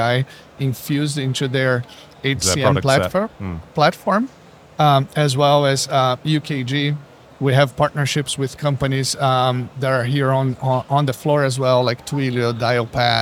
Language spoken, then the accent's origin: English; Brazil; now in Seattle, United States; I'm originally from Brazil, Rocha